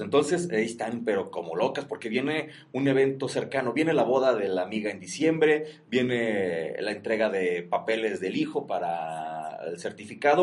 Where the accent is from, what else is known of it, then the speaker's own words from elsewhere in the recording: Mexico; nosotros como mexicanos y con nuestra cultura de la garnacha